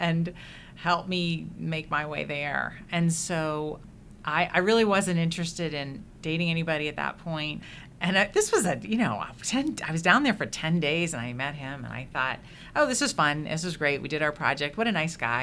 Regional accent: Indiana, United States; also born or lived in Philadelphia / Washington, D.C.; we did move to Indiana when I was very young

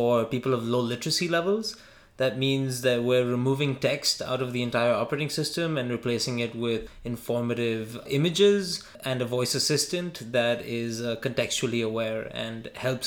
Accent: India; us both being Indian

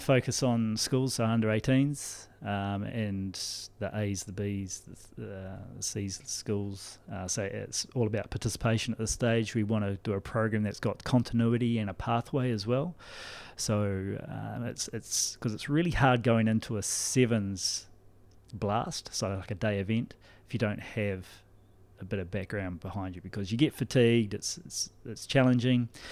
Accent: New Zealand; now in Ireland; you'll notice the accent is, is not Cork. Uh, I'm from New Zealand.

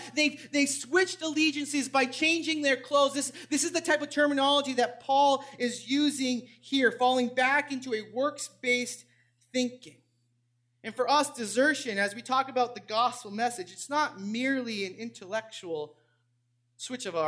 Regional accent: New England, United States; I grew up in New England, so I'm a big Red Sox fan

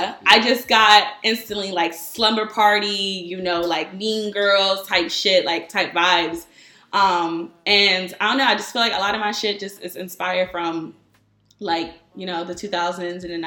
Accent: Norristown, Pennsylvania, United States; moved away; also born or lived in New York / Philadelphia; I'm from Norristown

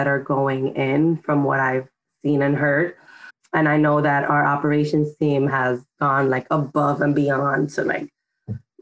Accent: New York City, New York, United States; I grew up in Washington Heights and Dyckman

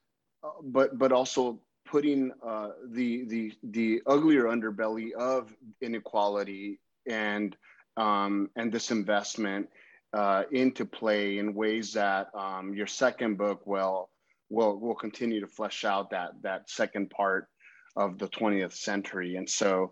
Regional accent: California, United States; as a Californian myself

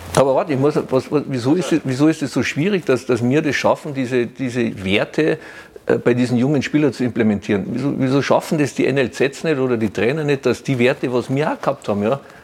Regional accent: Germany; bei uns in Deutschland

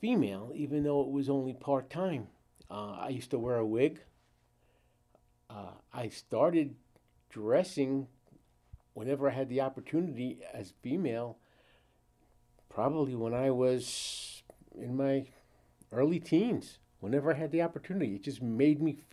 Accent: Brooklyn, New York, United States; I'm originally from New York. I was born in Brooklyn in 1949

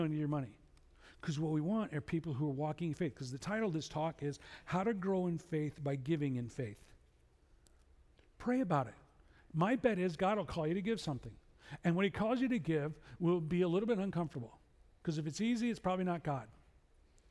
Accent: Chicago, Illinois, United States; I'm from Chicago

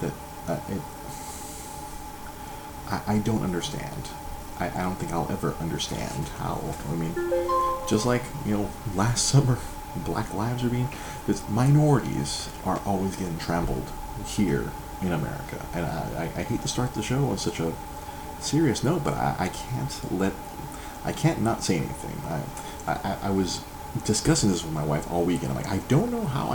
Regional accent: Monterey Park, California, United States; I grew up in Monterey Park, surrounded by a lot of my Asian brethren.

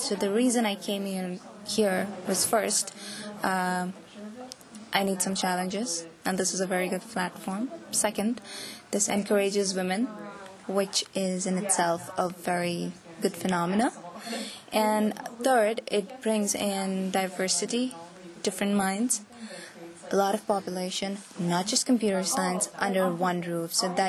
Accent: India; moved away as an adult; now in United States; Again, I'm an Indian and international student. I am a graduate student at UMass Lowell.

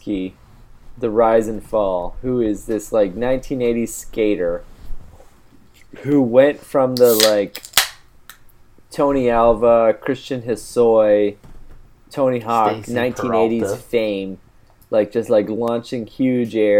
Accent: Canada; moved away as an adult; now in Dublin, Ireland; I'm Canadian

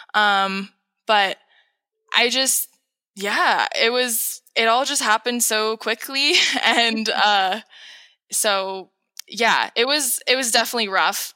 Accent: San Rafael, California, United States; moved away as an adult; now in Mono County, United States; I'm from San Rafael, California, which is in between Napa and San Francisco.

